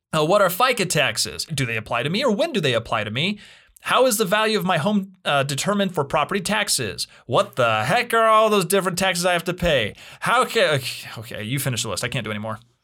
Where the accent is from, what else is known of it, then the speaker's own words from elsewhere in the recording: Utah, United States; I'm originally from Utah